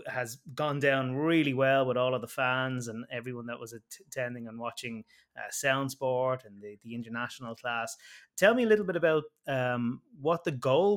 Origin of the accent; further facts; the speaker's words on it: Ireland; my home country of Ireland